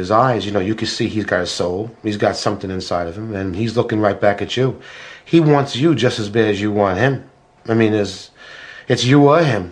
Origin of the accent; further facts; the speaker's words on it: New York City, New York, United States; I'm from Brooklyn. I mean, I'm from the streets of Brooklyn. I was born, raised, and probably will